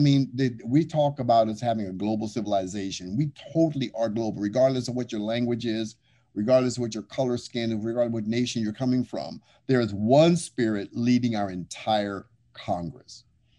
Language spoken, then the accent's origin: English; Kenya; I mean, I'm from Kenya.